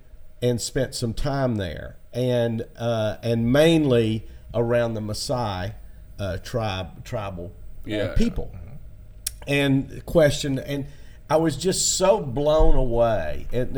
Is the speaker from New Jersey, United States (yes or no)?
no; Tennessee, United States; now in Florida, United States; my body reacted to Florida because I came from Tennessee.